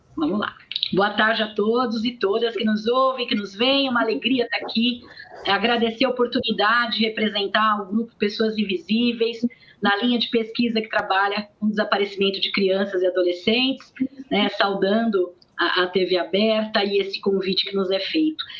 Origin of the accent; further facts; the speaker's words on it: interior of São Paulo, Brazil; Eu sou do interior de São Paulo